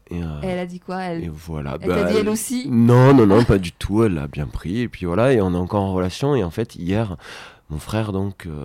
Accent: Rennes, Brittany, France; accent: Gers; Euh, euh, c'est une anecdote, hein, mais en fait, c'est une. Donc moi, je, suis originaire de Rennes, donc pas

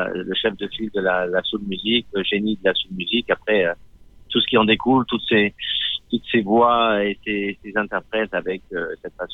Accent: Lyon, Auvergne-Rhône-Alpes, France; also born or lived in Constantine, Algeria; À Lyon. À Lyon À Lyon, euh, ouais. à Du Cher à Lyon, un quartier de Lyon, de banlieue.

